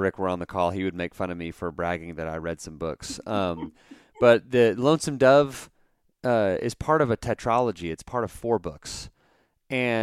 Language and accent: English; Dallas, Texas, United States; now in Abilene, United States; I grew up in like North Texas, like Dallas